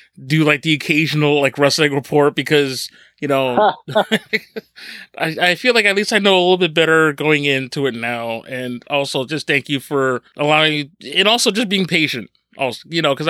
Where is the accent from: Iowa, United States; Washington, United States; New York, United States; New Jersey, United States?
New Jersey, United States; my hometown, or at least my home state